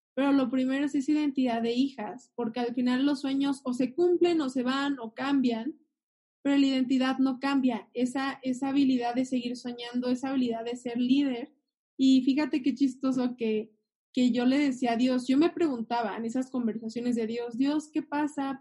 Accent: Mexico

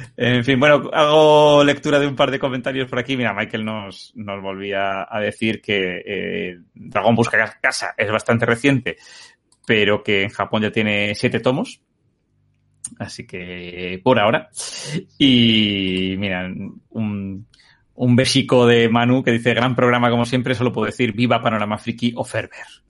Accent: Spain; cómo somos los españoles

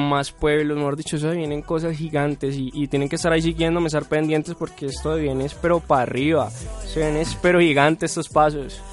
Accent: Cali, Valle del Cauca, Colombia; moved away as an adult; now in Medellín, Colombia; yo vengo de Cali, de la ciudad de Cali

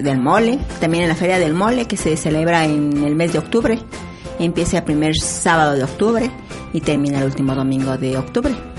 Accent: San Pedro Atocpan, Mexico City, Mexico; Soy originaria de San Pedro Atocpan, delegación Milpalta nativa, nativa de San Pedro.

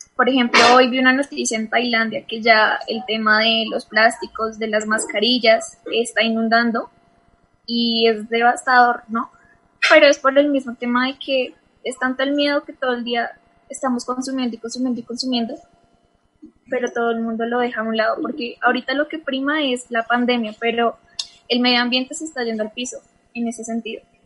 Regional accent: Colombia; nosotros como colombianos

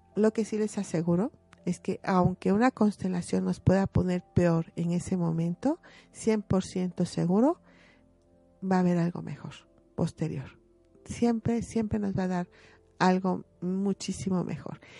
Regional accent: Mexico; como mexicanos

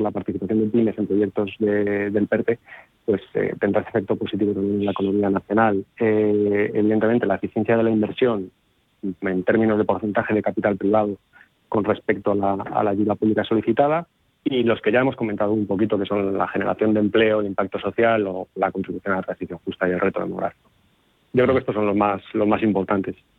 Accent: León, Castile and León, Spain; provengo de cuenca minera. Soy de León.

